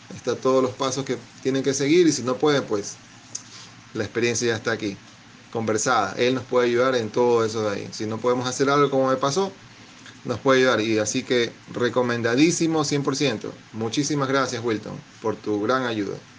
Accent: Guayaquil, Guayas, Ecuador; soy de Guayaquil, Ecuador

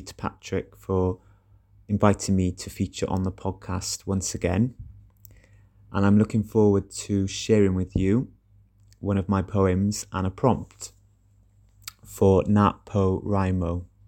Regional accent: Welsh, Wales, United Kingdom; also born or lived in Cardiff; I'm a Welsh poet living in Cardiff.

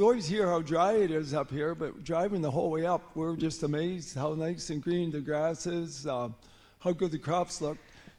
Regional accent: Ontario, Canada; from Ontario.

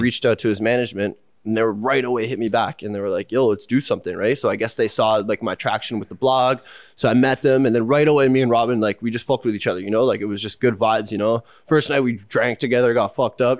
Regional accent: Pickering, Ontario, Canada; I grew up in Pickering. It's in the East End. Yeah, uh, like Durham region

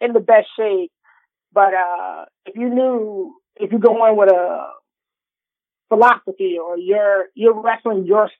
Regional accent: Illinois, United States; growing up in Illinois

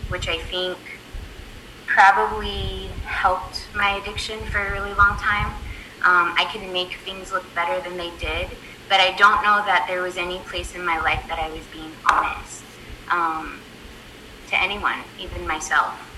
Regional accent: San Antonio, Texas, United States; I grew up in San Antonio

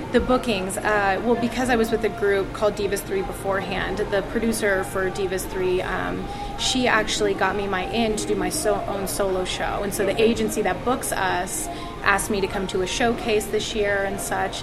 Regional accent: Atlanta, Georgia, United States; now in Las Vegas, United States; I grew up in Atlanta.

